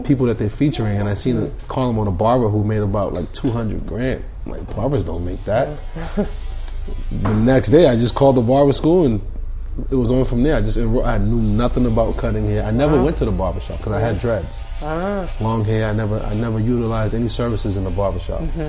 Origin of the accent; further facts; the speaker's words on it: Somerville, Massachusetts, United States; also born or lived in Boston; born in Boston. I'm from Somerville.